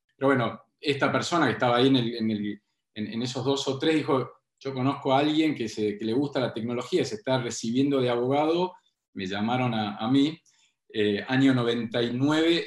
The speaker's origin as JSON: {"language": "Spanish", "region": "Tucumán", "country": "Argentina", "moved": "as an adult", "lives_now": "Buenos Aires, Argentina", "said": "cuando yo me fui de Tucumán"}